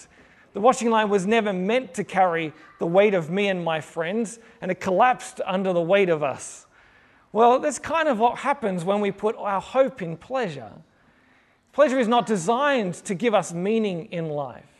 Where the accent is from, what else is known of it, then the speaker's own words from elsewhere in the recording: Sydney, New South Wales, Australia; now in Melbourne, Australia; I am originally from Sydney